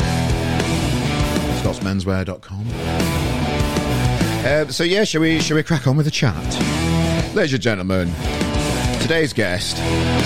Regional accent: Sheffield, Yorkshire and the Humber, United Kingdom; I'm from Sheffield originally, if anybody didn't know, with this accent

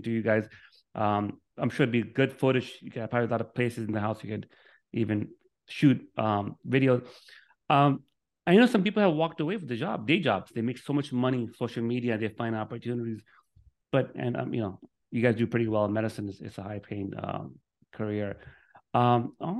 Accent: New York City, New York, United States; also born or lived in Miami, Florida; now in Orlando, United States; I'm from Brooklyn, New York, moved to Miami, met my wife

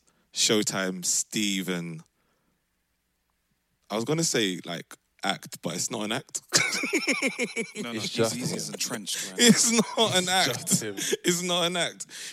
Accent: London, United Kingdom; moved away as an adult; now in Amsterdam, Netherlands; we are four Londoners. We came from London, moved to Amsterdam, where this show started in 2019.

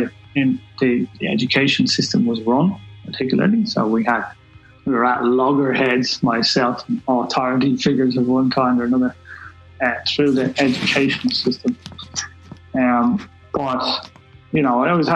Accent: Dublin, Leinster, Ireland; I'm from Black Rock in Dublin, so I come from a middle class background, I suppose

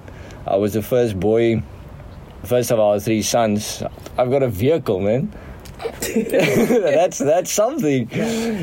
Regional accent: Heidelberg, Western Cape, South Africa; I'm the small town Heidelberg in the Western Cape. That's basically the region. Grew up this side on the farm

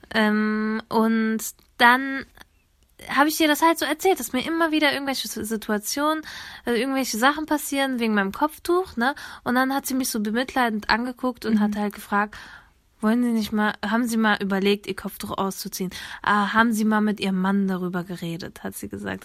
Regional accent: Germany; Ich bin hier in Deutschland geboren

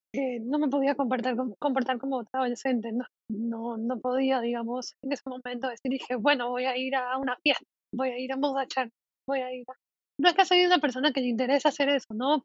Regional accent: Panama; soy de Panamá

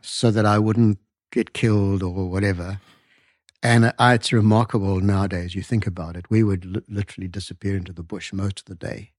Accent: north of Durban, KwaZulu-Natal sugar belt, South Africa; I grew up about 100 kilometers north of there on a sugarcane farm

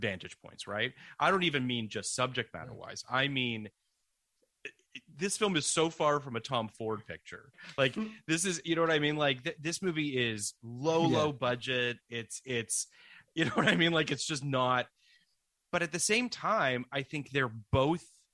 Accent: Canada; I'm from Canada

